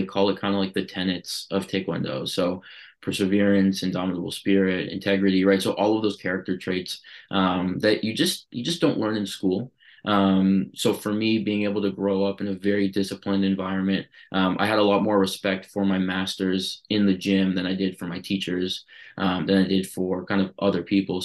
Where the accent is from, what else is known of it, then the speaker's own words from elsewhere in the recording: Toronto, Ontario, Canada; also born or lived in Vancouver; I was born in Vancouver, and then, you know, when I was two, my parents moved to Toronto. So, you know, more on the east side. You know, growing up there